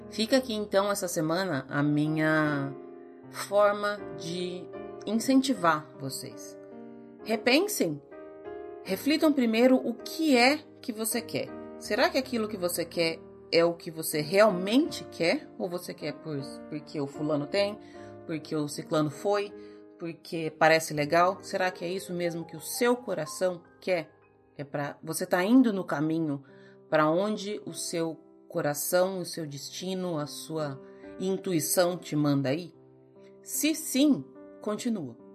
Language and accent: Portuguese; Ourinhos, São Paulo, Brazil; also born or lived in Santos / São Bernardo; eu nasci em Santos, pequenininha, eu mudei para Ourinhos, depois eu fui fazer intercâmbio, voltei, fui para São Bernardo, morei um tempo em São Bernardo, depois morei um tempo em São Paulo, depois voltei para Ourinhos